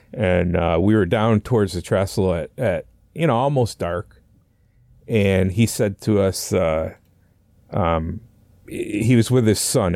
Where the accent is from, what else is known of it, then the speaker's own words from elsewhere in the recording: north of the Adirondacks, northern New York State, United States; I, I grew up up there. I started my, uh, you know, fishing, like I said, at a young age and, uh, uh, the Adirondacks were to our, basically to our south, so that's how far up in New York State we were.